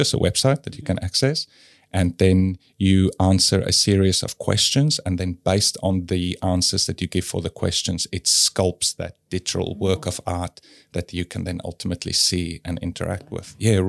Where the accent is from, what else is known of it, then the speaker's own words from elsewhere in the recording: South Africa; And I guess, yeah, growing up in South Africa, I learned how to question things, which I think is good.